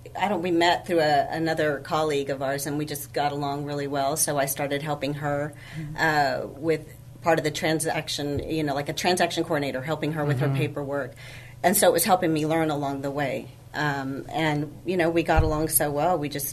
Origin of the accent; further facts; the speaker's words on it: San Antonio, Texas, United States; I was born and raised here in San Antonio. Married, 4 kids, 2 grandchildren.